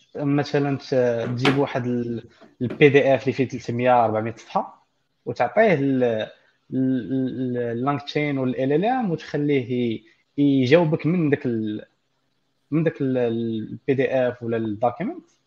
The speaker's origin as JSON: {"language": "Arabic", "country": "Morocco", "said": "للدارجه المغربيه ديالنا"}